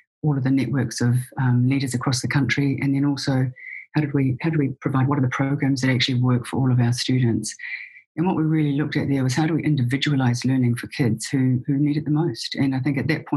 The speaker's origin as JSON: {"language": "English", "country": "New Zealand", "tie": "born or raised there", "moved": "as an adult", "lives_now": "Seattle, United States", "said": "I was raised and born in New Zealand and lived there for the first 45 years of my life"}